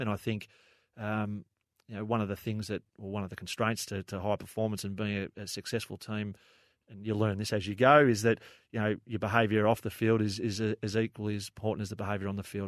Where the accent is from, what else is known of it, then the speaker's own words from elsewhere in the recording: Frankston, Victoria, Australia; I grew up in Frankston